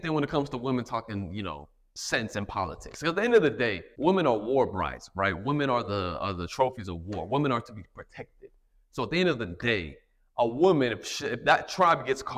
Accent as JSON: {"language": "English", "country": "United States", "said": "I'm American"}